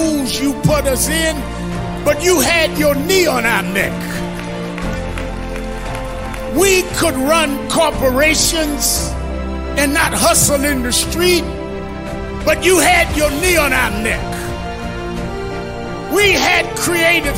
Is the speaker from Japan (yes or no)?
no; New York City, New York, United States; I grew up in Brownsville